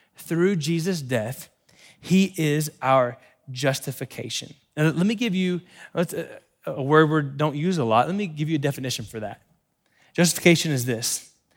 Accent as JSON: {"language": "English", "region": "Florida", "country": "United States", "tie": "born or raised there", "said": "we grew up in Florida"}